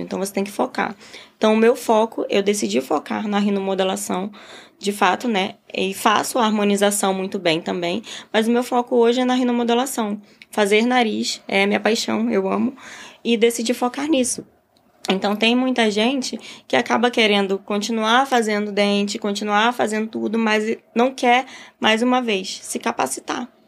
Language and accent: Portuguese; Belém, Pará, Brazil; moved away as an adult; now in Rio de Janeiro, Brazil; mas eu saí de Belém, sou de Belém, Pará. Então eu saí de Belém, vim para o Rio